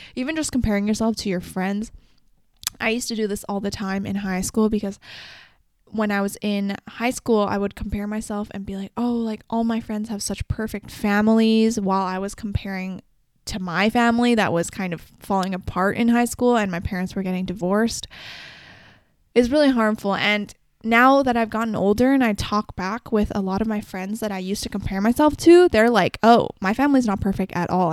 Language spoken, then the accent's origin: English; Canada; also born or lived in China; I was born in China in April, and then I moved that year, that December, to Canada with my mom and dad.